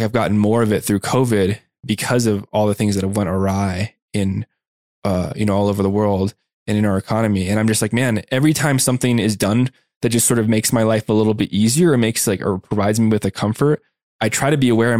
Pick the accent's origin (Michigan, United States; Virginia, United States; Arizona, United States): Arizona, United States; Tucson; moved away as an adult; also born or lived in San Diego; I was going to college in San Diego and I grew up in Tucson, Arizona